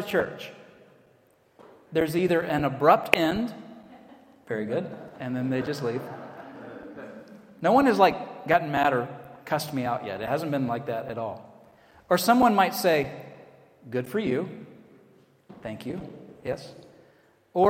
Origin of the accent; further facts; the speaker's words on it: Atlanta, Georgia, United States; accent: American; moved away as an adult; also born or lived in Virginia; now in Edinburgh, United Kingdom; I say, I'm from Atlanta in the States